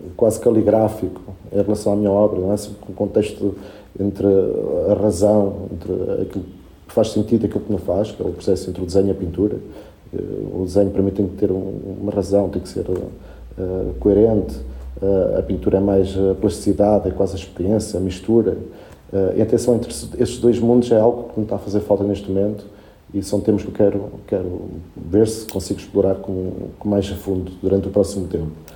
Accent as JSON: {"language": "Portuguese", "country": "Portugal", "tie": "born or raised there", "also_born_or_lived": "Puerto Cabello, Venezuela", "first_language": "Spanish", "second_language": "Portuguese", "said": "eu, quando cheguei a Portugal, que tinha seis anos, uh, para mim foi um contraste por causa da língua e só falava espanhol, não percebia nada de português"}